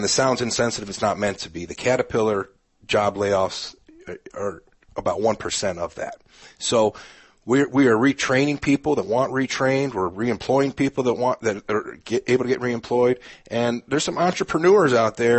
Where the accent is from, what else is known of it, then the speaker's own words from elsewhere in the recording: Canton, Ohio, United States; moved away as an adult; also born or lived in Wooster, Ohio; now in Peoria, United States; I'm originally from Canton, Ohio, home of the Pro Football Hall of Fame